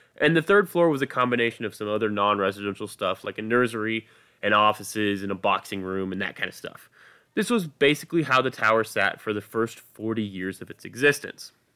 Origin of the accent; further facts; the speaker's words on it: United States; I am an American